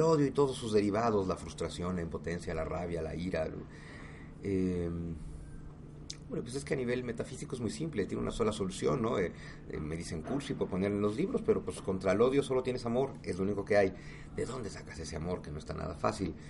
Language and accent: Spanish; Mexico; todos somos mexicanos